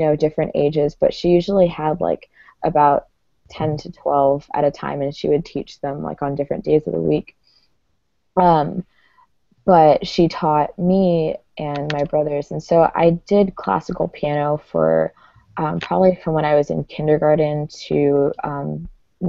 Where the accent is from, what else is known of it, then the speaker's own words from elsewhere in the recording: South Florida, United States; now in Gainesville, United States; I grew up in South Florida. Now I live in Gainesville, which is like sort of north central Florida